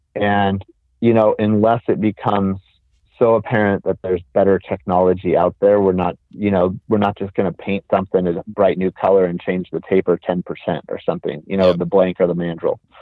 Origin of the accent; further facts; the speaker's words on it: Southern California, United States; moved away; I'm originally from Southern California